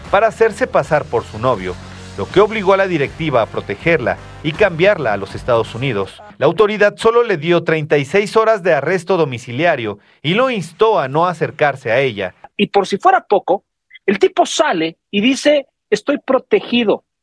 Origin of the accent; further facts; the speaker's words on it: Chile; Bueno, nosotros venimos de Chile y allá no es, no es tan caluroso como, como